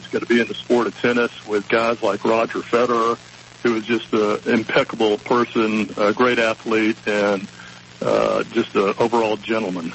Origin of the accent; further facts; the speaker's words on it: Houston, Texas, United States; now in Southwest Florida, United States; I grew up in Houston, and I grew up in the Dome